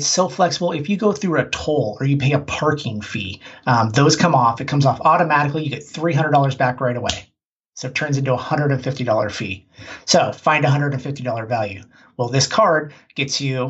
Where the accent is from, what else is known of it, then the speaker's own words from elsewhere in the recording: Portland, Oregon, United States; I'm from Portland, Oregon.